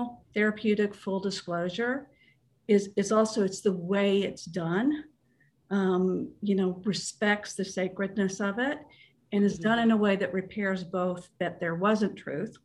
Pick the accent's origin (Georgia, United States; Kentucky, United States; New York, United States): Kentucky, United States; my home state of Kentucky